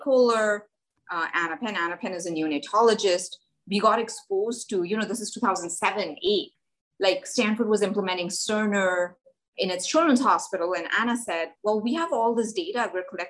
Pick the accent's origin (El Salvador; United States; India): India; moved away; I grew up in India. I grew up in a tiny place in India.